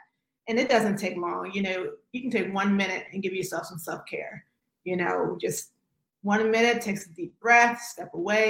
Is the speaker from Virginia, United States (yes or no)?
yes; Virginia, United States; moved away; also born or lived in North Carolina; I'm originally from Virginia, with the school in North Carolina.